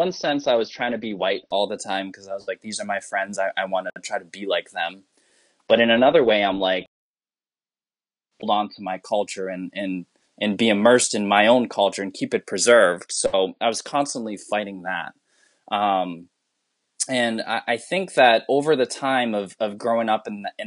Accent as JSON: {"language": "English", "region": "Massachusetts", "country": "United States", "tie": "born or raised there", "first_language": "English", "said": "I, as a Filipino person, I grew up in like one of the whitest towns in Massachusetts"}